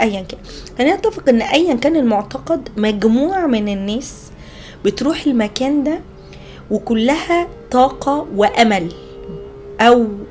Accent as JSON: {"language": "Arabic", "country": "Egypt", "said": "عندنا في مصر"}